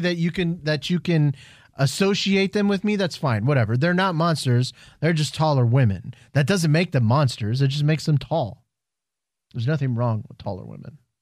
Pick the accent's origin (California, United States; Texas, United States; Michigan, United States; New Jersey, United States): Texas, United States; Houston; we're all from Houston